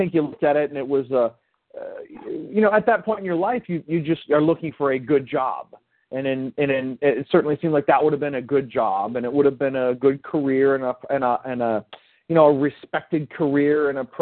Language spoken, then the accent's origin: English; Midwest, United States; growing up in the Midwest